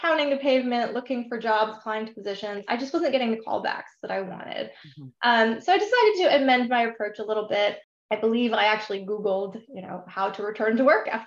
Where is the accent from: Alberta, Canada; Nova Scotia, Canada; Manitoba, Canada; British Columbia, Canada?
British Columbia, Canada; Vancouver; moved away as an adult; also born or lived in Ontario, Canada / Bermuda; now in Seattle, United States; I'm originally from the Greater Vancouver, Canada area, but I currently live in beautiful sunny Seattle